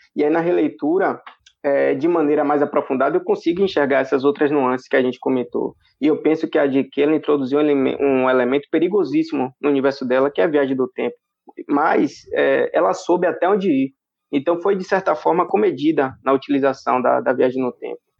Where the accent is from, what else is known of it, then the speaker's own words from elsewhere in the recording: São Félix, Bahia, Brazil; Eu sou de São Félix, na Bahia.